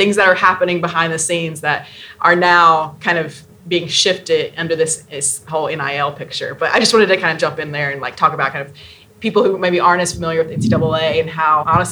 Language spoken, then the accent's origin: English; Southeast, United States; I'm from the Southeast